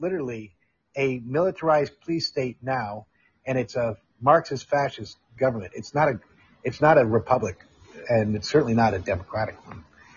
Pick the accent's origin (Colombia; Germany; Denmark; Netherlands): Netherlands; Amsterdam, North Holland; I got picked up by the Netherlands where I grew up in Amsterdam.